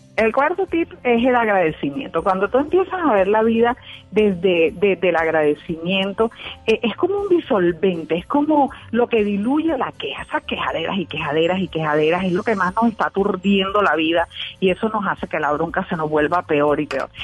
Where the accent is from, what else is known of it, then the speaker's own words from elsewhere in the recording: Barranquilla, Atlántico, Colombia; Soy de Barranquilla, Colombia.